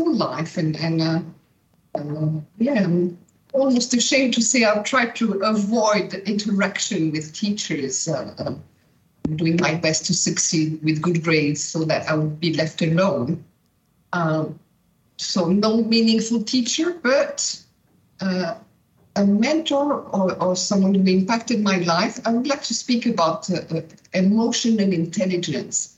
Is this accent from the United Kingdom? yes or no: no; Switzerland; I was born and raised in Brillantmont, in the school